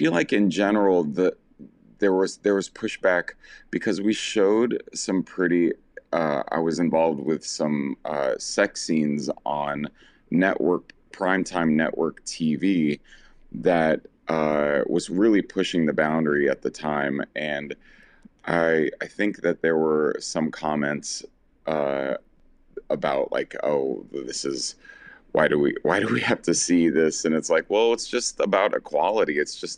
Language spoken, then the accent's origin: English; Southern United States, United States; I didn't have that kind of visibility as a little gay boy growing up in the South.